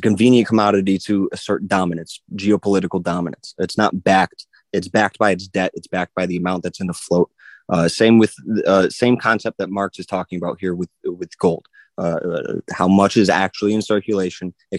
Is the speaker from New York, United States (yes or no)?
yes; Buffalo, New York, United States; I'm from Buffalo